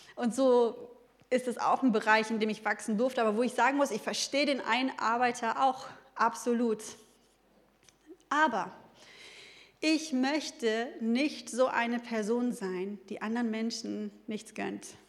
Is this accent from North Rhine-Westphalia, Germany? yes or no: yes; Ruhr area, North Rhine-Westphalia, Germany; ich komme eigentlich so aus dem Ruhrgebiet